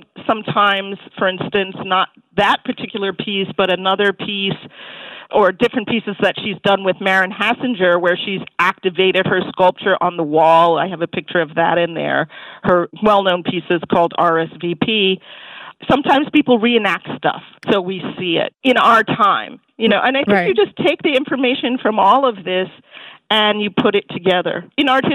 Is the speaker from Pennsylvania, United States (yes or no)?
no; New York, United States; as a New Yorker